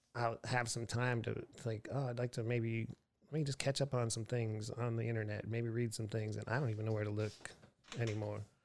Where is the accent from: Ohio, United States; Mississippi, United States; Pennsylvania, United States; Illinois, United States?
Pennsylvania, United States; Erie; moved away; also born or lived in Houston, Texas / Austin, Texas; Erie, Pennsylvania, my hometown